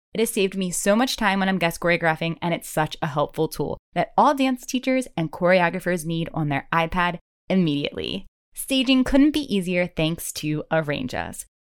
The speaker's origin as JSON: {"language": "English", "region": "Maryland", "country": "United States", "tie": "born or raised there", "said": "I grew up in Maryland"}